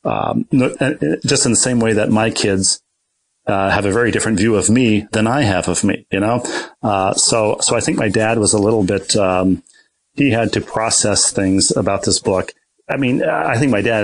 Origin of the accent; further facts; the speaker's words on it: Bloomington, Minnesota, United States; moved away as an adult; also born or lived in New York; Bloomington, Minnesota, where I grew up